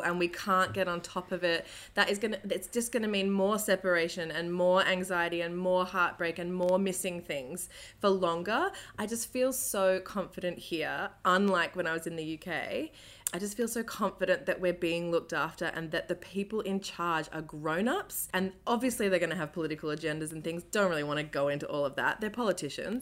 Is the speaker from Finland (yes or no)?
no; Australia; I'm an Aussie